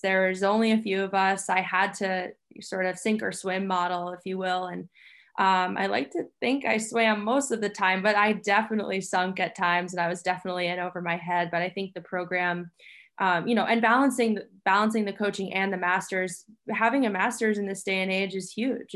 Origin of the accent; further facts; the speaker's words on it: Long Island, New York, United States; moved away as an adult; also born or lived in Middletown; I grew up on Long Island